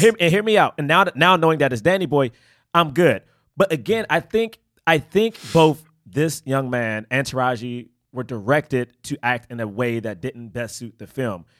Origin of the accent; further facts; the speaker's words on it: Washington, District of Columbia, United States; I grew up in Southeast D C